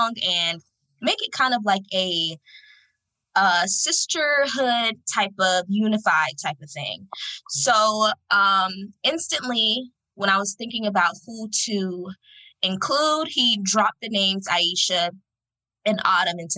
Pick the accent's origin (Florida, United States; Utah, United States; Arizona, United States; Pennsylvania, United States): Florida, United States; Fort Lauderdale; I'm from Fort Lauderdale, Florida